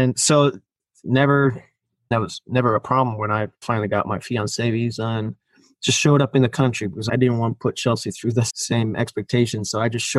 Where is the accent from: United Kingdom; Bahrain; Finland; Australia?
Finland; first language Finnish; English is a second language; moved away as an adult; now in Los Angeles, United States; Finnish, which is my first language